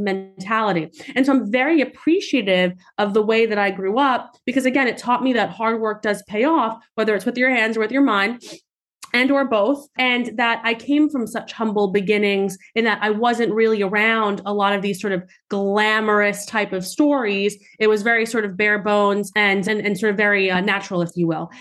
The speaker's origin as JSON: {"language": "English", "town": "New York City", "region": "New York", "country": "United States", "tie": "born or raised there", "said": "I grew up in Staten Island, New York."}